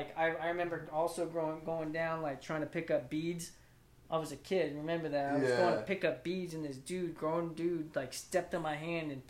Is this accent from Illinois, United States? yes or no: no; Louisiana, United States; moved away; also born or lived in Hawaii / California; I grew up in Louisiana, man. Cali, I've been back and forth.